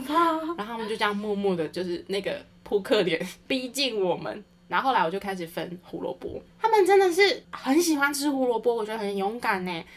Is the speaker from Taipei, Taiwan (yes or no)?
no; Taichung, Taiwan; 因为我是台中人嘛